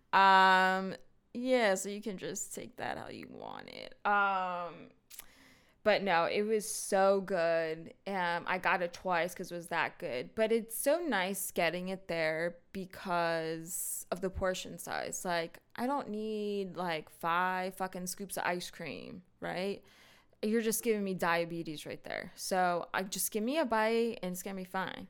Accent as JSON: {"language": "English", "country": "United States", "said": "we're American"}